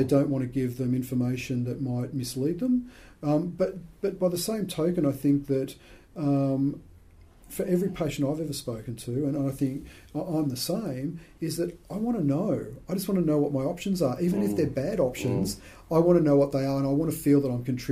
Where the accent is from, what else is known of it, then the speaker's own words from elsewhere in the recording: Sydney, New South Wales, Australia; I was born in Sydney. I've got one brother. We come from a very average middle class family